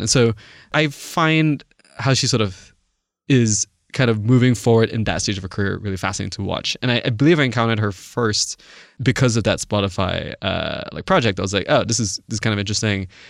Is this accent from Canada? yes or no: no; Malaysia; moved away; I didn't grow up in the States. I, I grew up in Malaysia.